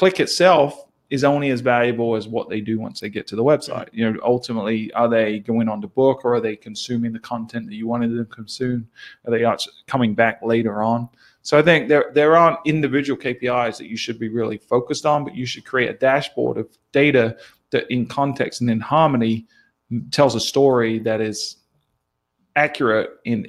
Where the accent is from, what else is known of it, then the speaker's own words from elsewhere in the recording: New Zealand; accent: New Zealand; My New Zealand accent.